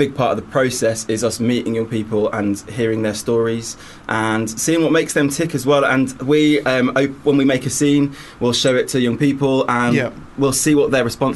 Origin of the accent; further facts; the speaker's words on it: Lincoln, East Midlands, United Kingdom; we're both from Lincoln originally